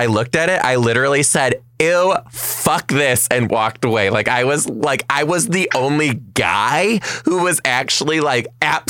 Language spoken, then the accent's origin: English; just outside of Detroit, Michigan, United States; I am from just outside of Detroit, Michigan.